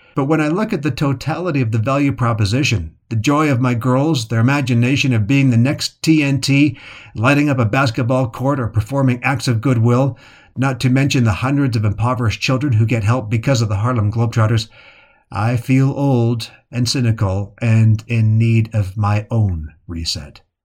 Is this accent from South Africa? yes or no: no; Calgary, Alberta, Canada; As a boy growing up in Calgary, Canada in the seventies